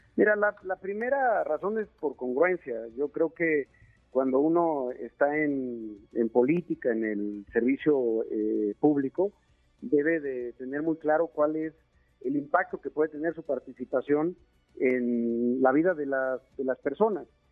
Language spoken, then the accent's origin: Spanish; Chiapas, Mexico; moved away as an adult; now in Mexico City, Mexico; somos chiapanecos, mi familia vive allá, Marifer, mis hijos, eh, mi casa está en Chiapas